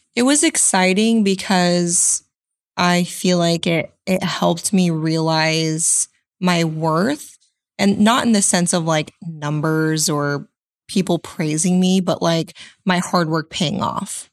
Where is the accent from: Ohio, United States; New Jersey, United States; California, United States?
California, United States; Central Coast; now in Arizona, United States; I'm based out of Arizona, but I'm originally from Central Coast, California.